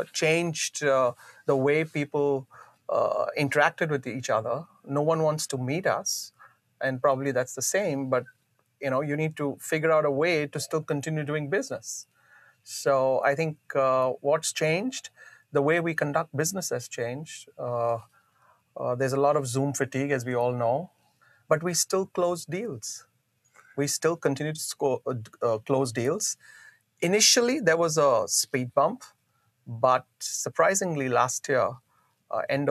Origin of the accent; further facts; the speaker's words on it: Mumbai, Maharashtra, India; moved away as an adult; I grew up in Bombay. I finished my studies in Bombay. I was in Bombay for right for 30 years